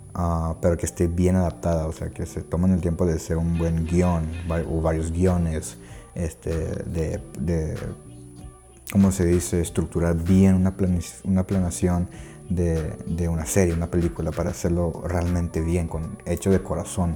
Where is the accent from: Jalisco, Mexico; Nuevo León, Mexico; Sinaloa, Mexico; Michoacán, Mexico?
Nuevo León, Mexico; Monterrey; soy de Monterrey, Nuevo León, México.